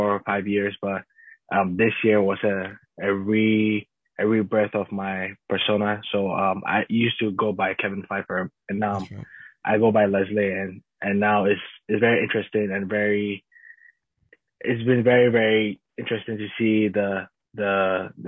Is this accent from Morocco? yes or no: no; Ghana; I grew up in Ghana. I'm a Ghanaian man